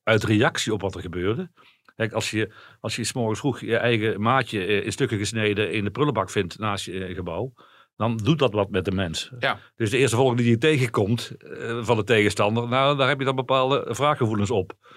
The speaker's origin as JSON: {"language": "Dutch", "country": "Netherlands", "said": "als Nederlanders"}